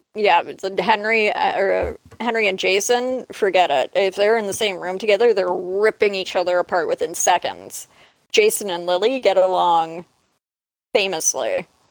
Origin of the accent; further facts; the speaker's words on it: Canada; No, I'm Canadian.